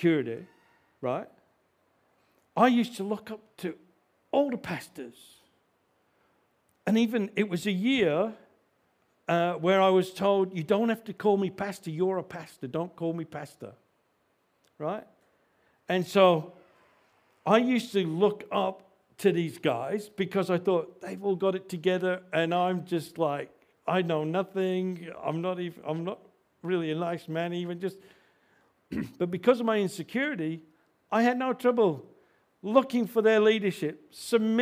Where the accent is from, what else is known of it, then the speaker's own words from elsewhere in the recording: Australia; we struggle as the Australian Christians